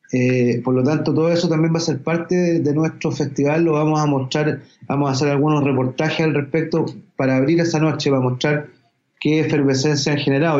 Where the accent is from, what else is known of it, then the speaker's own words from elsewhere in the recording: Chile; dentro del ADN nuestro como chilenos y latinoamericanos